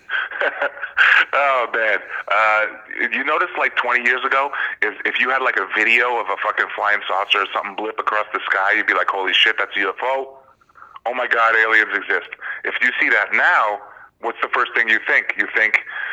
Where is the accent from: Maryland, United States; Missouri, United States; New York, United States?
New York, United States; New York City; moved away as an adult; now in Westchester County, United States; I'm from Queens.